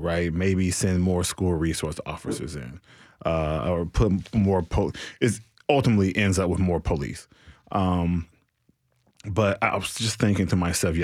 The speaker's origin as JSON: {"language": "English", "town": "Nashville", "region": "Tennessee", "country": "United States", "said": "I'm from the city. I'm not from Donelson, Antioch, Madison. I am from Nashville, Tennessee"}